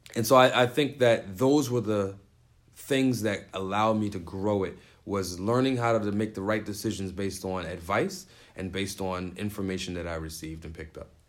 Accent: New York City, New York, United States; moved away as an adult; now in Syracuse, United States; I grew up in the Bronx and I grew up poor

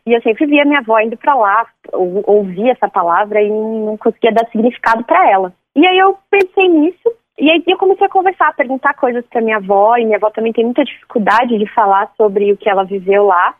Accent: Francisco Morato, São Paulo, Brazil; now in Franco da Rocha, Brazil; eu cresci em Francisco Morato, mas hoje eu moro em Franco da Rocha

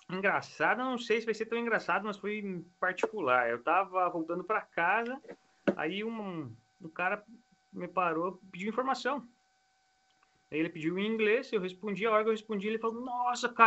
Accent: Brazil; eu vivi aqui, né, cresci aqui, mas eu sou do Brasil.

